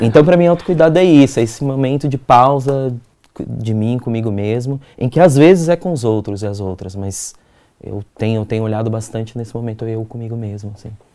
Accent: Minas Gerais, Brazil; also born or lived in Campo Limpo, São Paulo; now in São Paulo, Brazil; eu sou mineiro

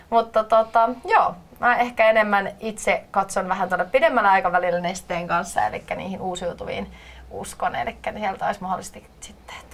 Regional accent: Loimaa, Southwest Finland, Finland; also born or lived in Turku; now in Helsinki, Finland; tällä hetkellä asun Helsingissä, mutta olen alun perin kotoisin Loimalta ja sitten pyörähdin tuolta Turun kautta sitten tänne Helsinkiin

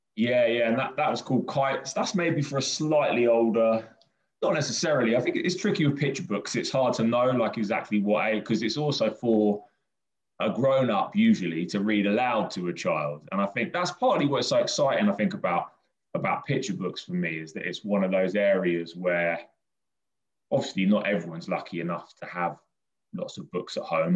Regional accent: Brighton, South East England, United Kingdom; I grew up in Brighton.

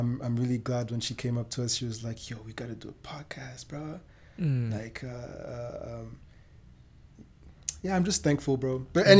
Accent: Vienna, Austria; born there; also born or lived in Germany / Rwanda / Belgium; No, I was born in Austria, in Vienna.

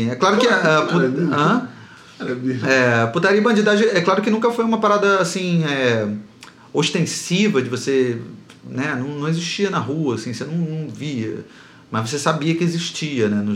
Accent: Rio de Janeiro, Brazil; Então a gente mora no centro do Rio e eu, no meu caso, eu fui criado já no centro mesmo. Eu nasci e cresci ali na, na Praça Mauá, quando a Praça Mauá não era tão bonita quanto é hoje

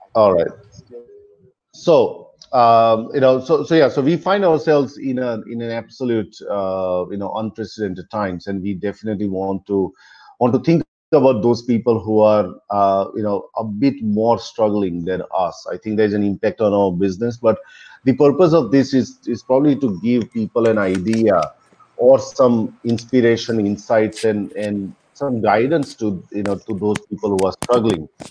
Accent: Melbourne, Victoria, Australia; moved away as an adult; now in India; I'm originally from Melbourne, but currently I'm in India

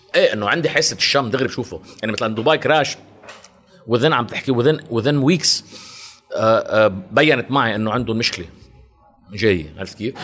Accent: Lebanon; also born or lived in Champaign, Illinois, United States; من لبنان

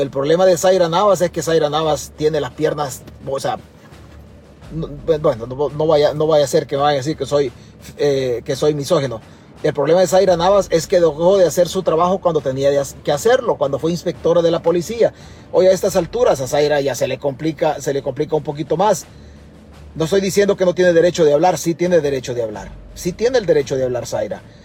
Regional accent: El Salvador; now in United States; Yo vivo accidentalmente en Estados Unidos, pero mi único territorio es El Salvador. Es la única tierra que tengo en el mundo

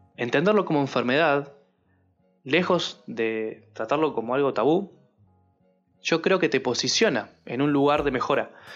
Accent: Uruguay; yo soy uruguayo

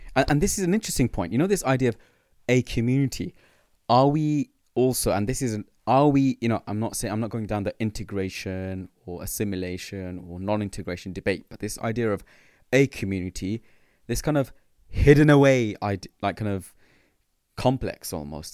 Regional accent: London, United Kingdom; growing up in London, being born here

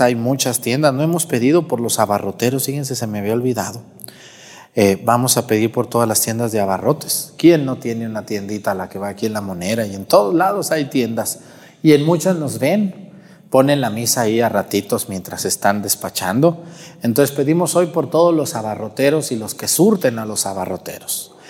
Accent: Guadalajara, Jalisco, Mexico; moved away; Guadalajara, allá en mi tierra

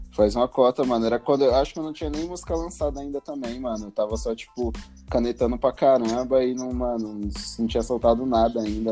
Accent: Osasco, São Paulo, Brazil; also born or lived in Taipas, São Paulo; now in São Paulo, Brazil; eu cresci em Osasco

